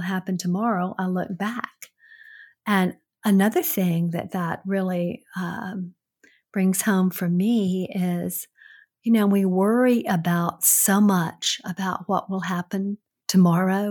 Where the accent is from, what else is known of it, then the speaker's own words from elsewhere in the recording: the South, United States; accent: Southern; my Southern accent